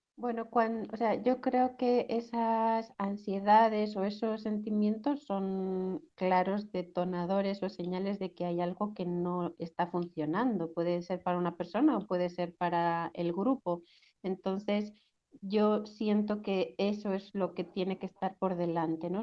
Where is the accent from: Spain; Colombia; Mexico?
Spain; Basque Country; yo crecí en el País Vasco